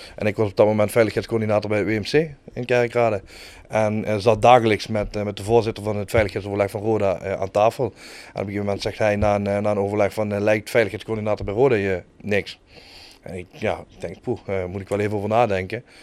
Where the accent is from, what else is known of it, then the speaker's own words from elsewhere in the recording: Kerkrade, Limburg, Netherlands; moved away as an adult; now in Heerlen, Netherlands; Ik kom uit ik Kerk Jong. Uh, geboren en getogen, woon tegenwoordig op hele baan, tegen mijn zin.